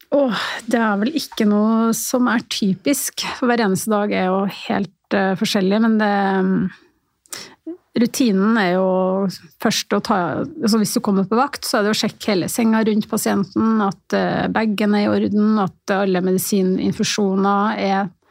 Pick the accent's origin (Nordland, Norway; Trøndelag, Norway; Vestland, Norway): Trøndelag, Norway; Levanger; moved away as an adult; also born or lived in Stockholm, Sweden; now in Oslo, Norway; Født i Stockholm, oppvokst på Levanger. Men bodd i Oslo siden 91.